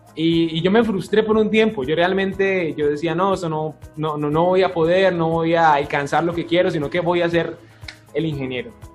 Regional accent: Florida, Valle del Cauca, Colombia; also born or lived in Palmira, Colombia; yo soy eh, de natalidad palmireña, realmente, pero yo me siento floridano, a mí me preguntan de dónde soy, yo soy de Florida. Eh, me crié desde muy chiquito en el barrio El Fajardo

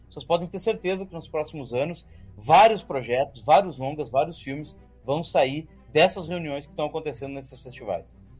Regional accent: Gaúcho, Rio Grande do Sul, Brazil; eu sou gaúcho

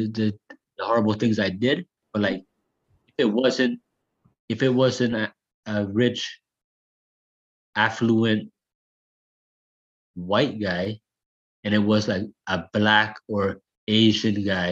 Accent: Hamilton, Ontario, Canada; I'm from the East End of Hamilton, so like in the East End, like when I was growing up

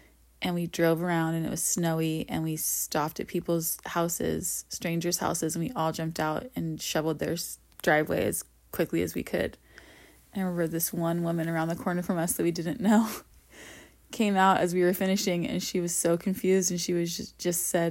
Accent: Reno, Nevada, United States; now in Bay Area, United States; I grew up in Reno

